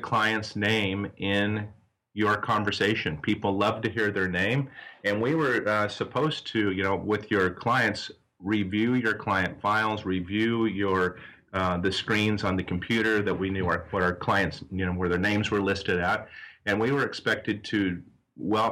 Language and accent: English; south central Nebraska, United States; moved away as an adult; also born or lived in Arizona; now in Tempe, United States; I originally grew up out in Nebraska, out in south central Nebraska, in a small farming community.